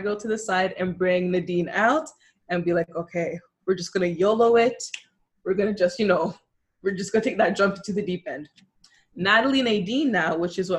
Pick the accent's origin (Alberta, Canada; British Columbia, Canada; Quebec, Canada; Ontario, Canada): Ontario, Canada; Toronto; I'm from Toronto, born and raised, but of Jamaican descent